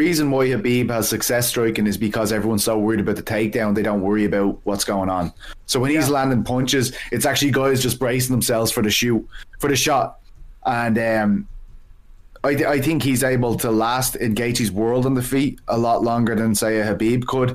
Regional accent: Ireland; I'm Irish

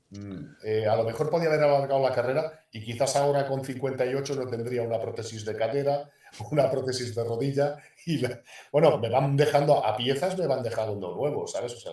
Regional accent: Málaga, Andalusia, Spain; la realidad es que yo me fui de Málaga y ha sido quizás, bueno, y, cuando me retiré del estudiante de los dos equipos que me he ido llorando, porque yo de Málaga no quería salir nunca a la vida.

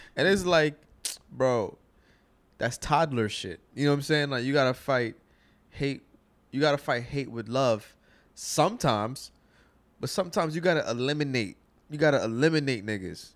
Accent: United States; I'm a American

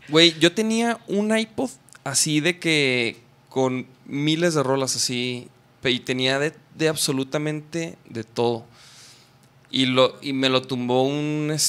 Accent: Chihuahua, Mexico; yo soy de Chihuahua

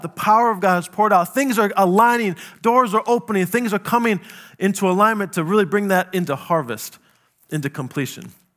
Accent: South Dakota, United States; I grew up in South Dakota

